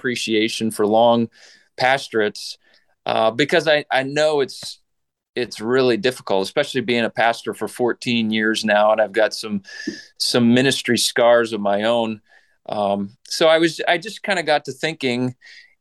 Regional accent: Saskatchewan, Canada; I grew up in Western Canada in the province of Saskatchewan

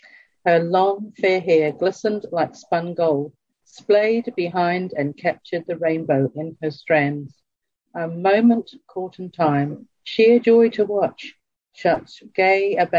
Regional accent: South East England, United Kingdom; born there; also born or lived in Africa / India / Australia / New Zealand; I was born in the New Forest in England. My parents were missionaries and I travelled around the world a lot. Lived in Africa, India, Australia, and also England and then New Zealand.

